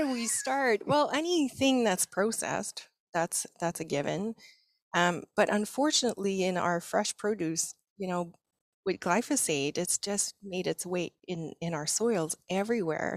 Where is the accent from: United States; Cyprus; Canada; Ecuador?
Canada; Quebec; moved away as an adult; also born or lived in British Columbia; After 12 years in BC, we decided we needed to go back to um, our family. So we're from Quebec.